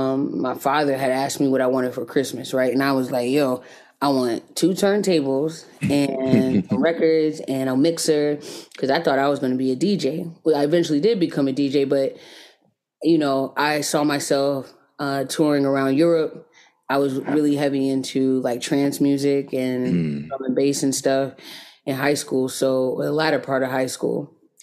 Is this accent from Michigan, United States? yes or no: no; Jonesboro, Georgia, United States; now in Atlanta, United States; So yeah, that's where I'm from. I was raised in Jonesboro, Georgia, just south of Atlanta.